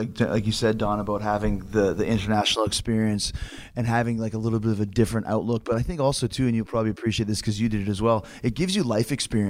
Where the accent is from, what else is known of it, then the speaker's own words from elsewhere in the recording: Winnipeg, Manitoba, Canada; I think from growing up in Winnipeg, we do have a tougher mental and physical attitude. Because growing up here, it's not like it's the Wild West, but it's not easy to grow up in Winnipeg.